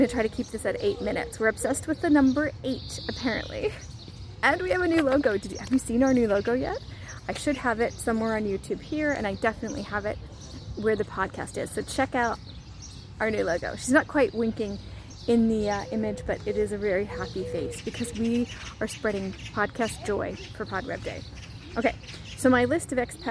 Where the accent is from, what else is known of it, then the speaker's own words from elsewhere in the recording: United States; moved away as an adult; now in Albania; I'm an American who's living overseas